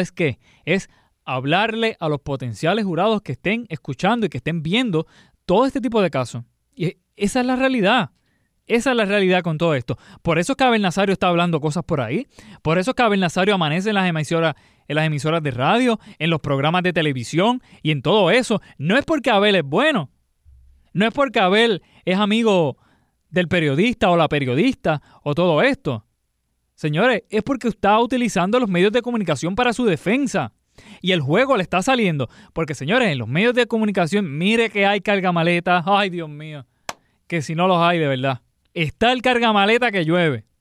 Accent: Puerto Rico; nuestra cultura como puertorriqueño

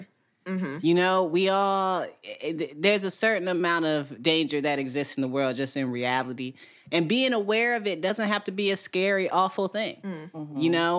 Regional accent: Midwest, United States; geese are not on my bird list because I grew up in the Midwest.

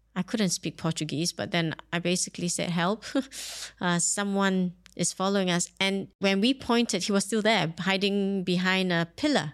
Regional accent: Singapore; now in Dubai, United Arab Emirates; I grew up in Singapore

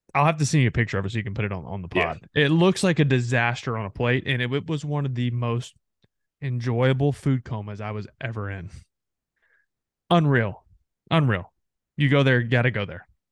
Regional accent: Texarkana, Texas, United States; I grew up on the Texas side of Texarkana

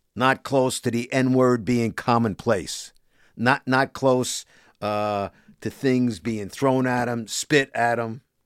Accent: New York City, New York, United States; also born or lived in Bronx, New York; Born in the Bronx, but raised in Sheepshead Bay, Brooklyn, in the housing projects

